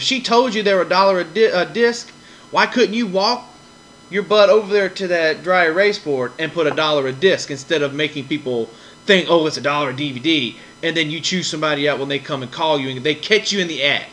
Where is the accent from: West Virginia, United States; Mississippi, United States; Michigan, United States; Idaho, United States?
Mississippi, United States; Wiggins; my hometown of Wiggins